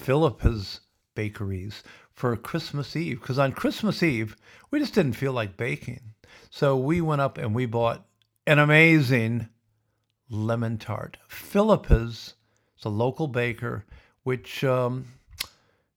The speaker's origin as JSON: {"language": "English", "town": "Sioux City", "region": "Iowa", "country": "United States", "tie": "born or raised there", "said": "where I grew up in Sioux City"}